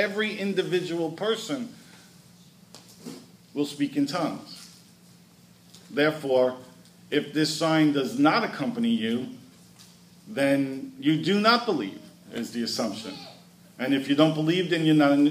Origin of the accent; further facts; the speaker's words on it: New York City, New York, United States; I grew up in Brooklyn, New York